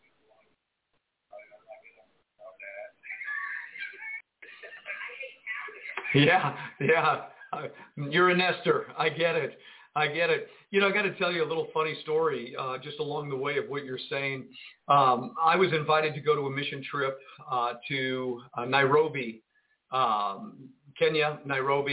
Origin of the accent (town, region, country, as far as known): United States